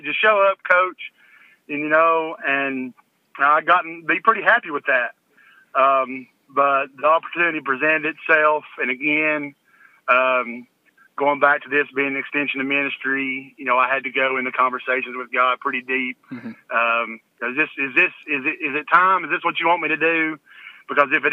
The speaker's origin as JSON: {"language": "English", "area": "Sullivan", "region": "Tennessee", "country": "United States", "tie": "born or raised there", "said": "I started coaching at Sullivan Middle School. It's where I went to school at growing up, and I came home from Carson Newman."}